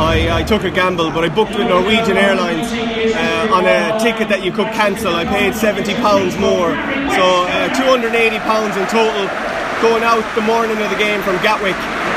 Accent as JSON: {"language": "English", "country": "Ireland", "said": "I'm from Ireland."}